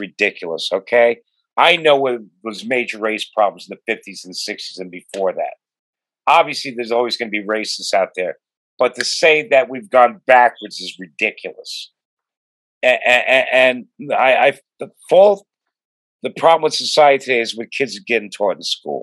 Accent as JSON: {"language": "English", "region": "New York", "country": "United States", "tie": "born or raised there", "also_born_or_lived": "Los Angeles, United States", "moved": "as an adult", "said": "I have a unique background where I grew up in New York. I was a DJ in the top New York clubs in the 70s."}